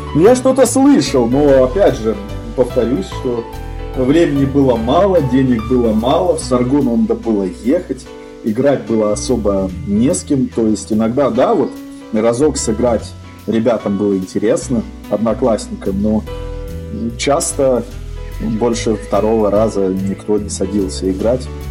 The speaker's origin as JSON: {"language": "Russian", "region": "Saint Petersburg", "country": "Russia", "tie": "born or raised there", "said": "в Питере, где я родился, ну, родился в Ленинграде"}